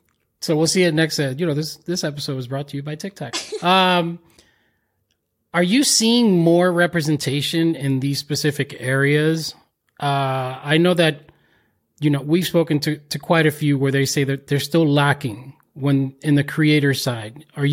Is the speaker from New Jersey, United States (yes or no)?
yes; Paterson, New Jersey, United States; Like I grew up in Patterson